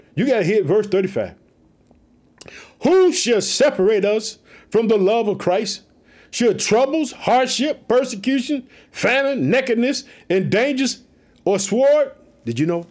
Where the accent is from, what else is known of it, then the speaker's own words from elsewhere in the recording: Illinois, United States; also born or lived in Chicago; My home state, Illinois, living in the city of Chicago